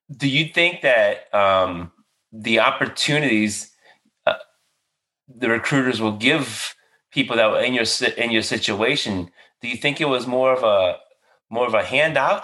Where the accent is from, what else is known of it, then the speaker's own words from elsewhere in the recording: Marrero, Louisiana, United States; moved away as an adult; I grew up in a little area called Marrero, which is like 15 minutes outside downtown.